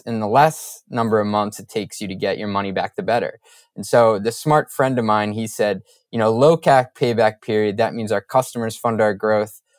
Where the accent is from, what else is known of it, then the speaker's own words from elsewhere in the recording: Boston, Massachusetts, United States; I'm a Boston area guy